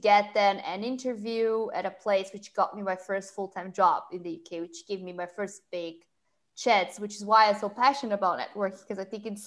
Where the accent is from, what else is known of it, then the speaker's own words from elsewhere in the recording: Brazil; English is a second language; moved away as an adult; now in London, United Kingdom; I'm originally from Brazil. I moved to London in 2014